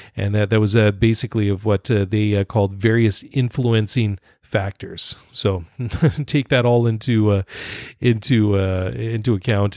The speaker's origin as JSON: {"language": "English", "country": "Canada", "also_born_or_lived": "Netherlands", "said": "I'm Dutch Canadian"}